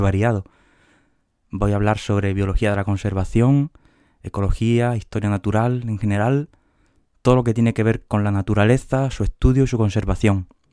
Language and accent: Spanish; Huelva, Andalusia, Spain; moved away as an adult; now in Seville, Spain; de Huelva, aunque ahora que pienso, casi los últimos 15 años he estado en Sevilla